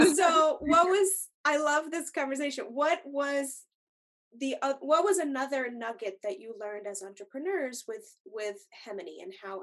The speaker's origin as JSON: {"language": "English", "town": "Longmeadow", "region": "Massachusetts", "country": "United States", "tie": "born or raised there", "moved": "as an adult", "lives_now": "Twin Cities, United States", "said": "Steve and I grew up in Massachusetts together. We went to um, Long Meadow uh, Middle School and High School"}